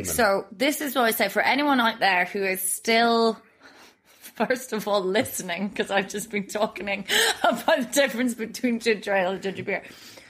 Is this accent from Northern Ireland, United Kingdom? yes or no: yes; Northern Ireland, United Kingdom; now in Berlin, Germany; I got served in a pub in my hometown in Northern Ireland